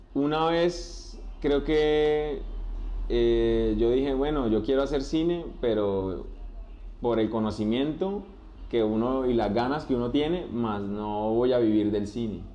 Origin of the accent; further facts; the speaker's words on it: Barrancabermeja, Santander, Colombia; moved away as an adult; now in Bucaramanga, Colombia; soy de la ciudad de Barranca Bermeja, vine a la ciudad de Bucaramanga con las ganas de, de estudiar